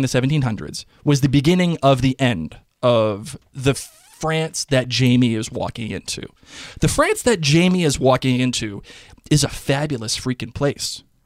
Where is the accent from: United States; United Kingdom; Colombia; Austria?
United States; I'm American